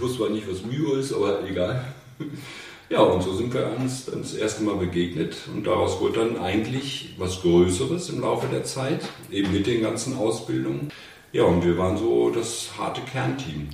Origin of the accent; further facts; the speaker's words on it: Hanover, Lower Saxony, Germany; Ich komme aus Hannover